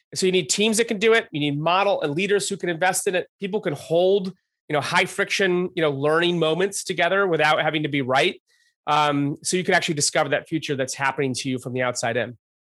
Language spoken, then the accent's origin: English; Rochester, New York, United States; also born or lived in Albany, New York; just outside of Albany and then in Rochester